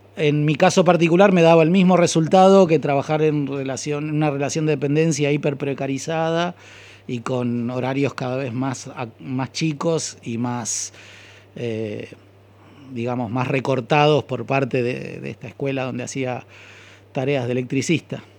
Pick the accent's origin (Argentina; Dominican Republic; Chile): Argentina; Buenos Aires; also born or lived in Lanús; yo estudié en el barrio de Saavedra, de donde soy oriundo, el barrio de Goyeneche y Platense